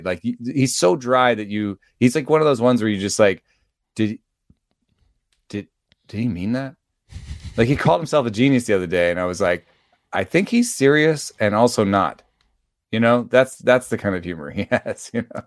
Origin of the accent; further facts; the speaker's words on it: Atlanta, Georgia, United States; I grew up in Atlanta, uh, for the large part